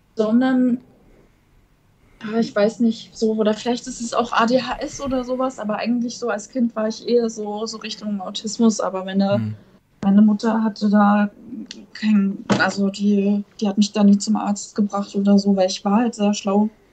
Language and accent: German; eastern Germany, Germany; Ich komme halt aus dem Osten